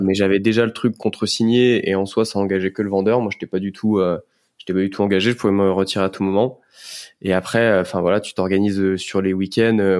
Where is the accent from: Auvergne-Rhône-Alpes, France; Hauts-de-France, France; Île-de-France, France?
Auvergne-Rhône-Alpes, France; Lyon; moved away as an adult; now in Paris, France; je suis lyonnais d'origine